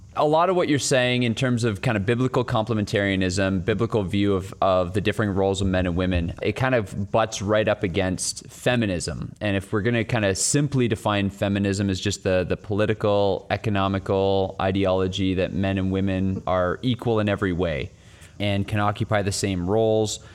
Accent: Canada; as a Canadian

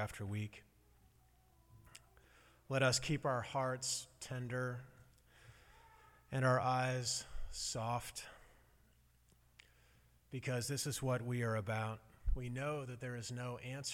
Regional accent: Midwest, United States; accent: Midwesterner; moved away; It's Midwesterner

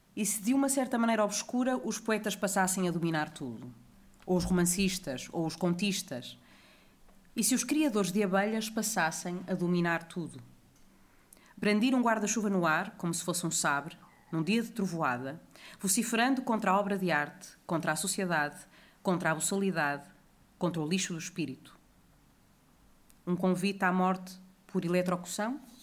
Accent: Porto, Norte, Portugal; eu também sou do Porto

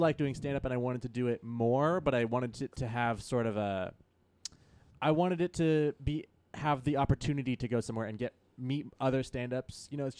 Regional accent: Santa Cruz, California, United States; moved away as an adult; also born or lived in San Francisco, United States; now in Los Angeles, United States; Originally, I'm from Santa Cruz, California, which is north by San Francisco.

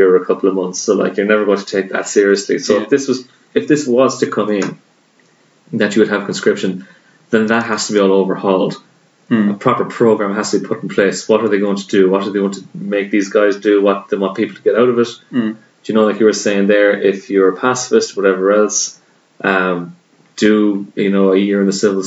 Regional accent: Ireland; as an Irishman

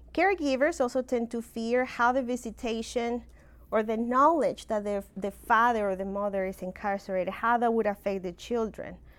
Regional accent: Mexico; accent: funky accent; moved away; I'm originally from Mexico

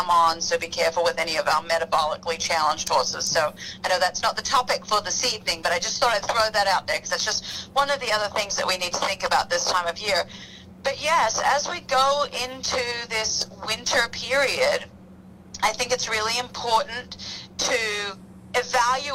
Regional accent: Australia; moved away; I grew up in Australia

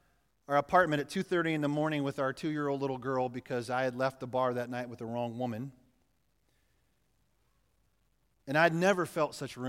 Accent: Yates Center, Kansas, United States; the little church I grew up in Yates Center, Kansas.

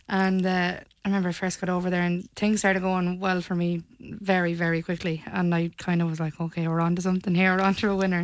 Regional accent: Leitrim, Connacht, Ireland; moved away as an adult; now in Tenerife, Spain; whenever I came back home to Leitrim

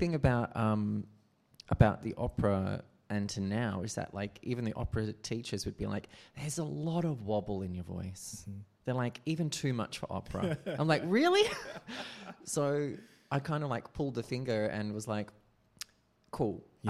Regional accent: Perth, Western Australia, Australia; Grew up in the Swan Valley, a lovely rural area.

